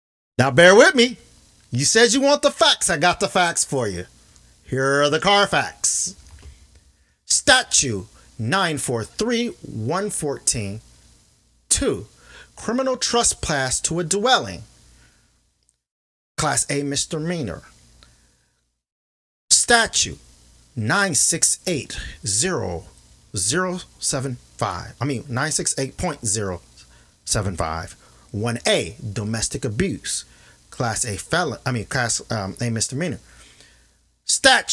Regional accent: Kenosha, Wisconsin, United States; my hometown of Kenosha

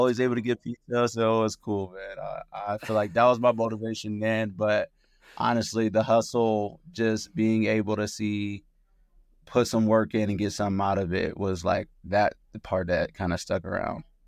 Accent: Oakland, California, United States; I grew up in Oakland, California, and I was raised in a single parent household

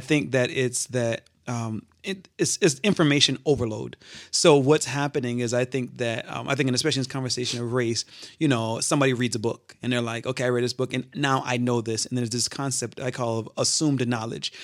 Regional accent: Charleston, South Carolina, United States; moved away as an adult; now in Grand Rapids, United States; I'm originally from Charleston, South Carolina. I moved to Grand Rapids about eight years ago

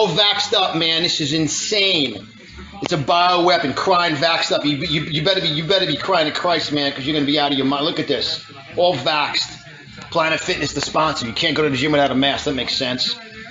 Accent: New York City, New York, United States; as a New Yorker, you're disgusting. You embarrass me as New Yorkers.

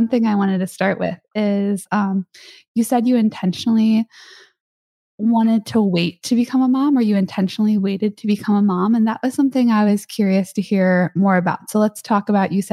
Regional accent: Chicago, Illinois, United States; now in California, United States; I'm from Chicago

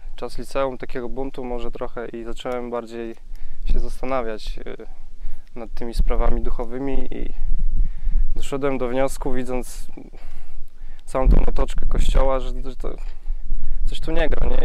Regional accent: Głubczyce, Opole Voivodeship, Poland; jestem z Głupczyc z Podopola

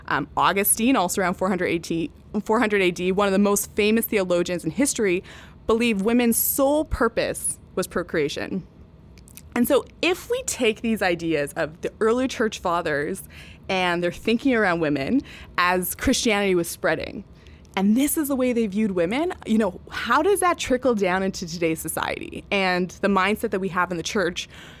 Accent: Canada; But does that mean I don't say I'm Canadian? Does that mean because I disagree with the government on topics, I'm not Canadian?

